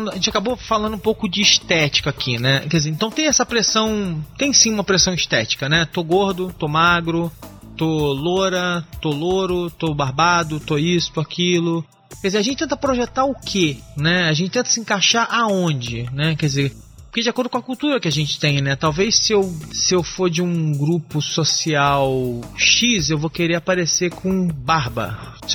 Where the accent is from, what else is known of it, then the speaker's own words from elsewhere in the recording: Rio de Janeiro, Brazil; now in São Paulo, Brazil; eu sou carioca, né?